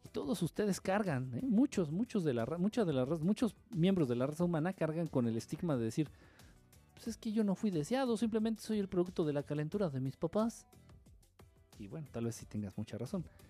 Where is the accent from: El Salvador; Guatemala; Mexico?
Mexico; Mexico City; yo soy acá del DF.